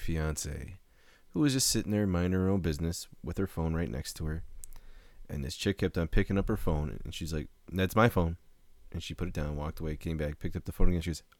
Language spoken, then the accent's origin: English; California, United States; I'm from California.